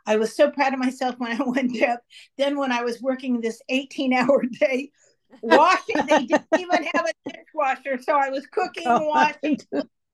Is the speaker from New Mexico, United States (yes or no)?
no; San Francisco, California, United States; where I grew up in San Francisco